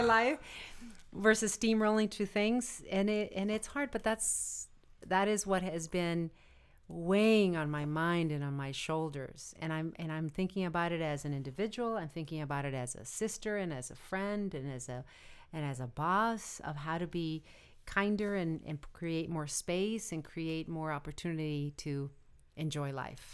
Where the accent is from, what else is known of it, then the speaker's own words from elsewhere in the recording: United States; we're all American